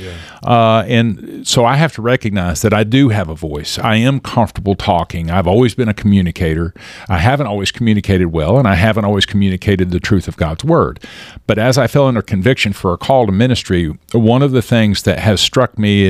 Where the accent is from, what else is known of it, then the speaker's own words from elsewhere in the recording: Kansas, United States; One of the things growing up in Kansas, I was always told when I moved here that I had a good radio voice, that coming from Kansas, I didn't have a strong accent